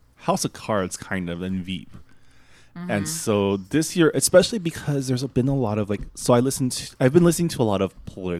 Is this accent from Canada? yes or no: yes; Canada; I'm a Canadian